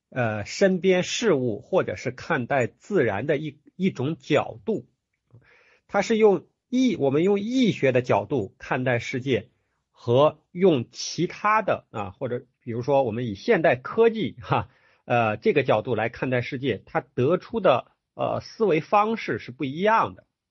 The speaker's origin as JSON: {"language": "Chinese", "country": "China", "said": "我们中国人"}